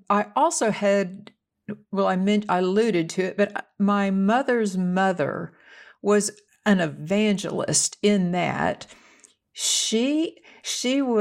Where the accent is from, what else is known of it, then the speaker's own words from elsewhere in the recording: Dallas, Texas, United States; accent: New York; Well, I have lost every bit of my New York accent.